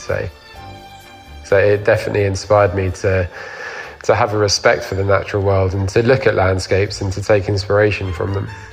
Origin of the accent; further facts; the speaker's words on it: London, United Kingdom; i grew up in London